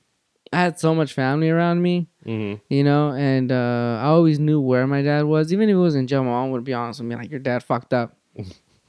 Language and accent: English; Los Angeles, California, United States; I'm born and raised in Van Nuys